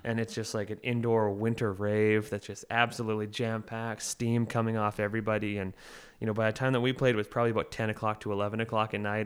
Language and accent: English; Oliver, British Columbia, Canada; now in Victoria, Canada; I grew up in Oliver and Osoyoos in between the two towns.